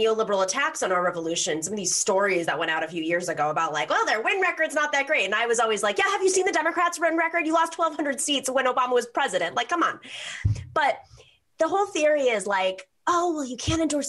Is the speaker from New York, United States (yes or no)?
yes; New York, United States; I come from New York